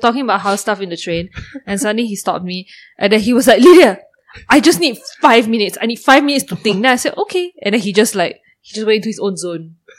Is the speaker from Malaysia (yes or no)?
yes; Malaysia; I'm Malaysian.